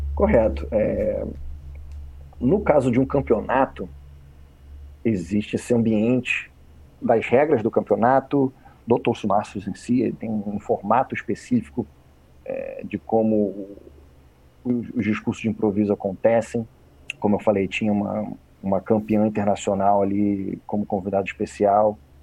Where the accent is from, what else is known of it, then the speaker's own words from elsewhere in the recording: Rio de Janeiro, Brazil; moved away; Fui nascido e criado no Rio de Janeiro